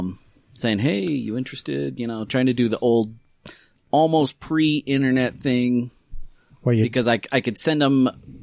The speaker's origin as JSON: {"language": "English", "region": "Montana", "country": "United States", "tie": "born or raised there", "also_born_or_lived": "Salt Lake City, Utah", "moved": "as an adult", "lives_now": "Utah, United States", "said": "We moved around a little bit, so I don't remember a lot of Utah, but I grew up in Montana. The most part. Yeah, so kind of the river runs through it area is where I grew up, went to high school."}